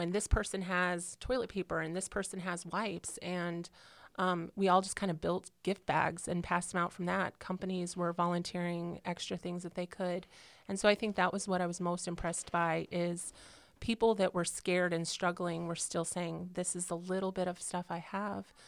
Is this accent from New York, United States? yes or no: no; Illinois, United States; moved away as an adult; also born or lived in California; now in Indiana, United States; I'm originally from California, and then, then I grew up in um, Illinois in a small country town um, through high school